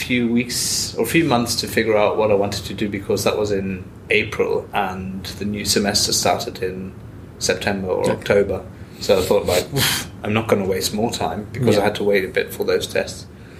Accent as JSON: {"language": "English", "country": "Germany", "tie": "born or raised there", "also_born_or_lived": "Australia / Ireland", "lives_now": "Scotland, United Kingdom", "said": "So, I was born in Australia, but I grew up in Germany."}